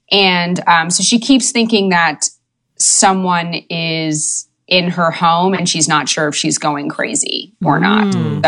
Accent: New York City, New York, United States; moved away as an adult; now in Los Angeles, United States; Born and raised. The Lower East Side.

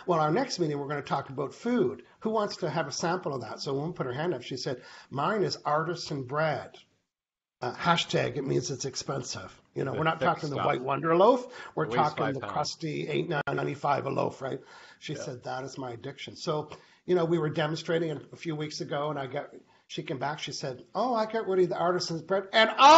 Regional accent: Canada; I'm a Canadian living on an island.

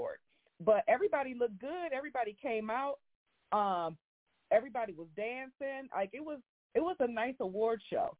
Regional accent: Grand Rapids, Michigan, United States; my hometown of Grand Rapids, Michigan

